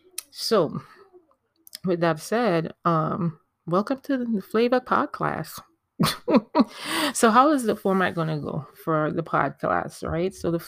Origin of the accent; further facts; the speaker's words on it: U.S. Virgin Islands; You may hear me coming in and out of my accent, because I am a Caribbean. I am from the Virgin Islands. Hey, VI Massive.